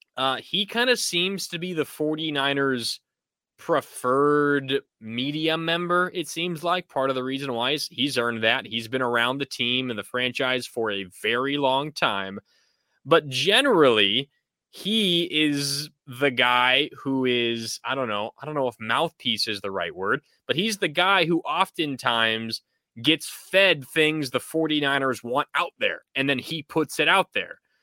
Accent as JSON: {"language": "English", "area": "Sonoma County, North Bay", "region": "California", "country": "United States", "tie": "born or raised there", "said": "I grew up in the North Bay, uh, in Sonoma County"}